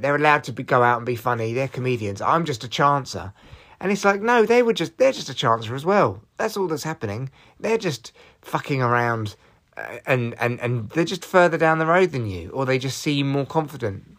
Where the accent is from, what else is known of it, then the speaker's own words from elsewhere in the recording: Barnet, London, United Kingdom; I'm how people from North London talk. Uh, well, from Barnet